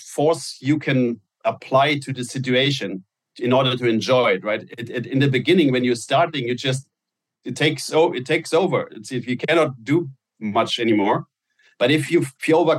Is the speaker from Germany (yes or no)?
yes; Germany; now in United States; in Germany, Nutella was I grew up on Nutella